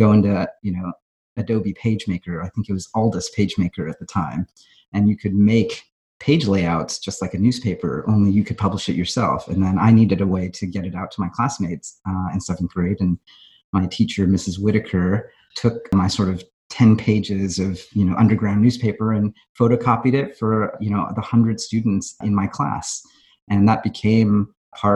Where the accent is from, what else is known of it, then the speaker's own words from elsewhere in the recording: Fremont, California, United States; I grew up in the Bay Area